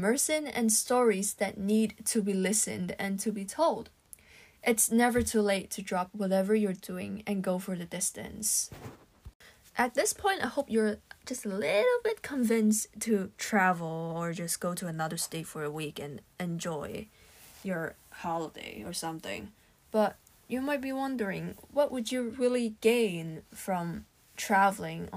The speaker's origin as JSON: {"language": "English", "country": "Hong Kong", "tie": "born or raised there", "said": "Growing up in Hong Kong, it's common for families to travel outside the city during holiday breaks"}